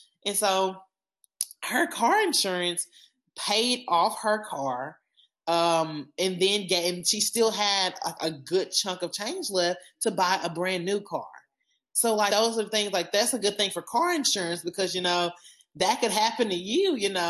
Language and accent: English; Arkansas, United States; We're some good old Arkansans.